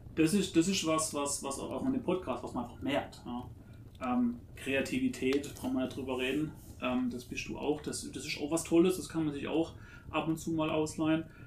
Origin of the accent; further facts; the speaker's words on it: a village near Karlsruhe, Baden-Württemberg, Germany; ich bin ja auch im Dorf aufgewachsen. Und ich habe aber immer den, den, Bezug nach Karlsruhe gehabt